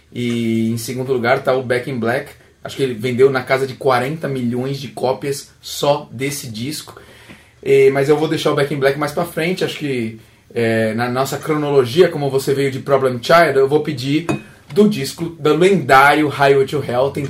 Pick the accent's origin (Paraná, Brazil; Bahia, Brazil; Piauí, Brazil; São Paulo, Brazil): Paraná, Brazil; Maringá; sou de Maringá, no Paraná